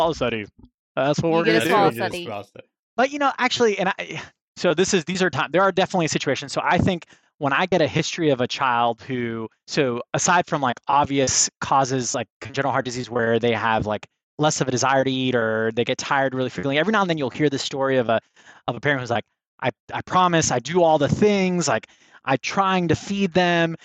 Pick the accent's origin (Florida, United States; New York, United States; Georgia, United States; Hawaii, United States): Florida, United States; Miami; moved away as an adult; now in Alabama, United States; I'm from Miami